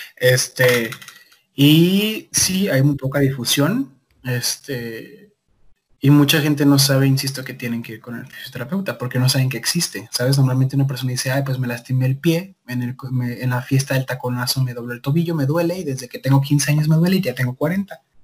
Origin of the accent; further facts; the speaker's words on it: Guadalajara, Jalisco, Mexico; soy de Guadalajara, Jalisco, México, tapatío de corazón.